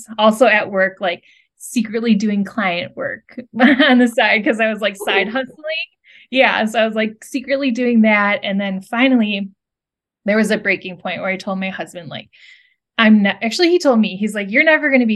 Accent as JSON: {"language": "English", "region": "Midwest", "country": "United States", "tie": "born or raised there", "said": "growing up in the Midwest"}